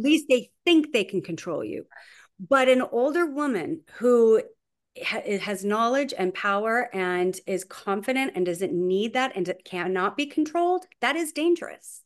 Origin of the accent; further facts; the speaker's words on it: Huntington Beach, California, United States; I grew up in Huntington Beach, California